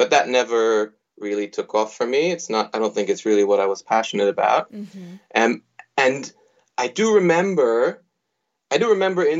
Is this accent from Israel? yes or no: yes; Israel; moved away as an adult; also born or lived in United States; now in Sydney, Australia; I was born in the United States. I grew up in Israel until the age of 21, at which point I migrated to Australia and started started practicing art or studying art, doing my undergraduate degree in Sydney.